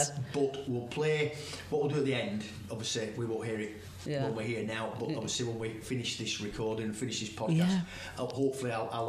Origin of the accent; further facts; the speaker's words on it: Yorkshire and the Humber, United Kingdom; I am a Yorkshireman, born and bred.